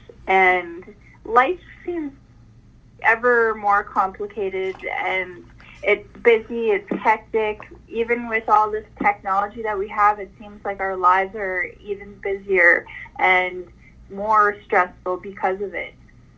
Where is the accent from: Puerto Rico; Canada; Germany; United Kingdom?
Canada; As a Canadian girl